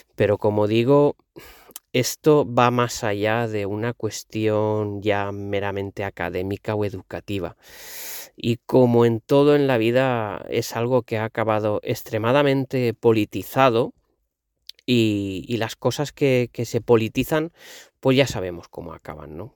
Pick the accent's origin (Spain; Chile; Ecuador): Spain; Valencian Community; first language Valencian; Spanish is a second language; also born or lived in Balearic Islands; yo he nacido valenciano parlante, soy valenciano hasta la médula